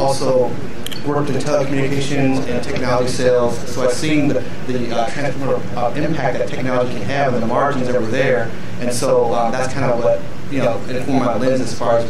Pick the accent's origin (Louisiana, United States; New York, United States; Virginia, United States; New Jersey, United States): Virginia, United States; Virginia Beach; also born or lived in Minnesota; I was born originally in Minnesota, grew up in Virginia Beach